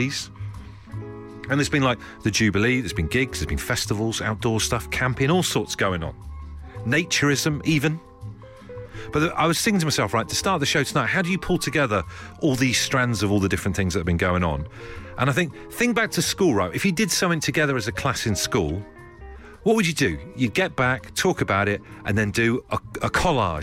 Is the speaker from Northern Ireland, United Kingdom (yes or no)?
no; Brixham, South West England, United Kingdom; growing up in Brixham in Devon